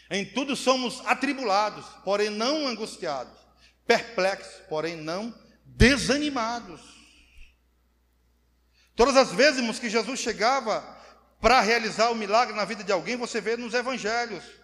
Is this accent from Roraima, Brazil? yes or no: yes; Roraima, Brazil; eu sou macuxi da gema. Sabe o que é da gema? Nasci aqui, 42 anos de Roraima. Não conheço, mal conheço São Paulo.